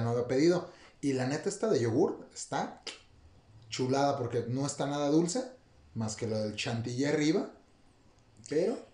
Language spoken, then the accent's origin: Spanish; Mexico; somos de México